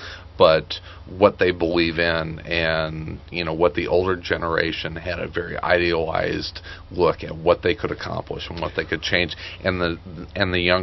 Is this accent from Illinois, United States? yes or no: yes; Marion, Illinois, United States; I grew up in Marion, Illinois